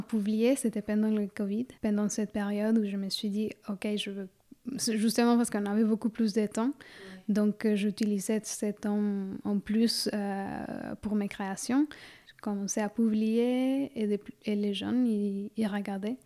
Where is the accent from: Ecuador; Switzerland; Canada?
Ecuador; Quito, Pichincha; now in Suresnes, France; Je suis née à Quito, en Équateur, en Amérique du Sud, en 1990